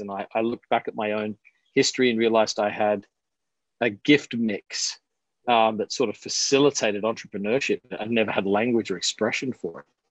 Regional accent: Adelaide, South Australia, Australia; moved away; I'm originally from Australia. I'm from Adelaide, South Australia

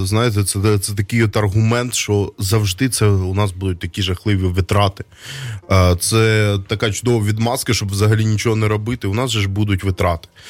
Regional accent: Donbas, Ukraine; now in Kyiv, Ukraine; Я із Донбаса, я ще з більшої української діаспори в е, ем, Донецьку

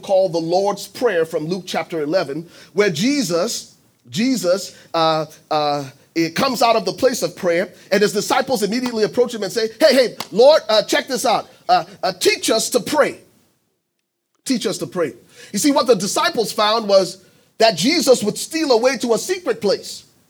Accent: Liberia; moved away; I'm originally from Liberia.

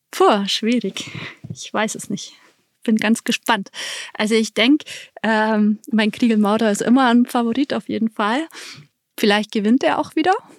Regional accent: Allgäu, Germany; bei uns im Allgäu

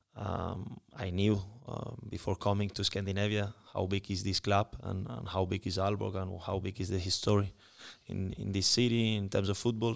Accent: Spain; moved away; I'm coming from Spain

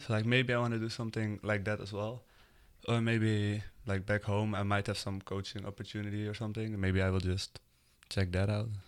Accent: Netherlands; English is a second language; moved away as an adult; now in United States; I'm from the Netherlands and I'm twenty-one right now

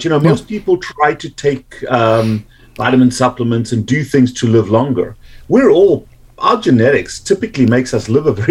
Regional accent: South Africa; accent: South African; moved away as an adult; now in United States; I've been in the US since 1989, but I've retained my accent quite pleasingly for me.

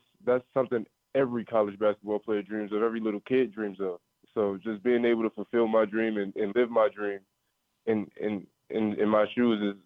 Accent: Maryland, United States; moved away as an adult; now in Miami, United States; go back to my hometown and have all my family there

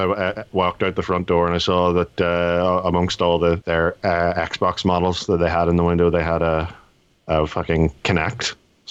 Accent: Ireland; So being Irish, I get slightly more.

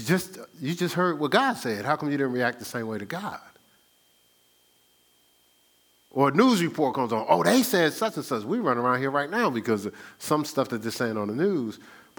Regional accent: New York, United States; I'm from New York. How are you just going to be talking to me like that?

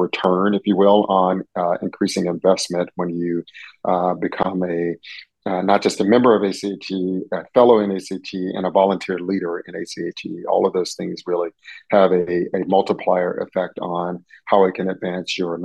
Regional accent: Atlanta, Georgia, United States; moved away as an adult; also born or lived in San Francisco Bay Area, California / Los Angeles County, California / Alameda County, California; now in Macon, United States; I'm originally from Atlanta, Georgia, born and raised

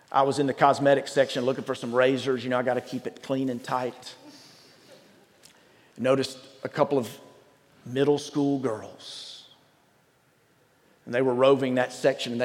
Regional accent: Starkville, Mississippi, United States; moved away; I spent some time this weekend in my hometown. I went to Starkville, where I grew up

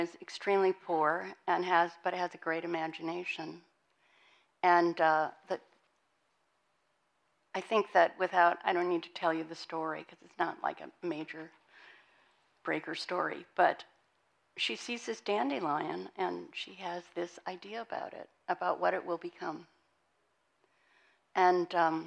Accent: Montana, United States; moved away; I was born and raised in Montana.

